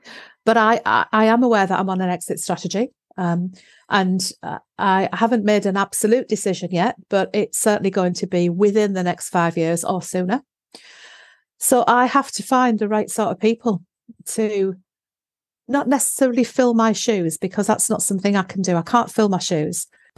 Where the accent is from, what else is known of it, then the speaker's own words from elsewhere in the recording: Darlington, North East England, United Kingdom; Okay, so I was brought up in the Northeast in Darlington, and we moved south.